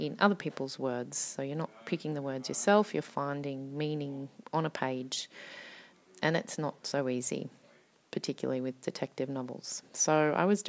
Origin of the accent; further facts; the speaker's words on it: Australia; now in Finland; I am an Australian poet and writer based in Finland.